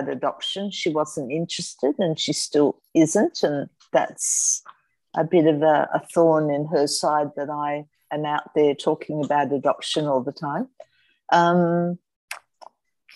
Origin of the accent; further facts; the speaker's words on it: Sydney, New South Wales, Australia; I was born in December 1953, Crown Street Women's